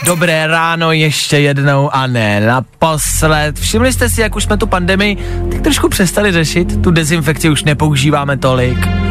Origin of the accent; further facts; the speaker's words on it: Plzeň, Plzeň Region, Czechia; já jsem z Plzně